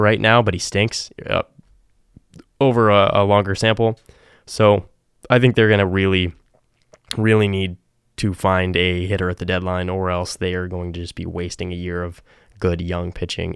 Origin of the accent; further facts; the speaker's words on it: New England, United States; growing up in New England